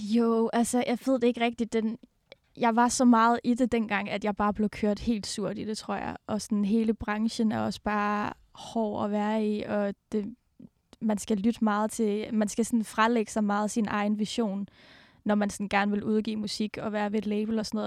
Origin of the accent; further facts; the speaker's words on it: Denmark; moved away; jeg kommer jo fra Jylland, en lille bitte by i Jylland, og mine forældre bor der stadig